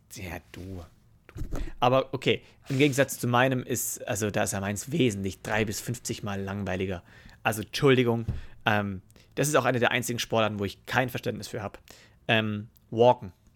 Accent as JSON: {"language": "German", "country": "Germany", "said": "Bei uns in Deutschland"}